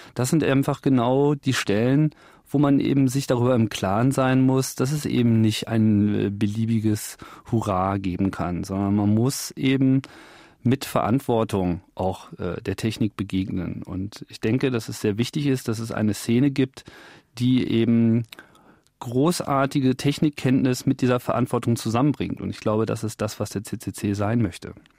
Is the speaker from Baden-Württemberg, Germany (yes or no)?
no; Hanover, Lower Saxony, Germany; in meinem Heimatort Hannover